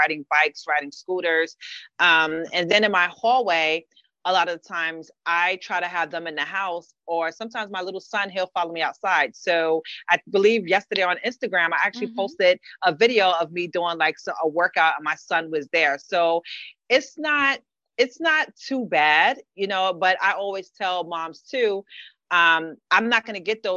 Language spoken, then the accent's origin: English; New York City, New York, United States; moved away as an adult; now in Brooklyn, United States; I'm from the Bronx, born and raised.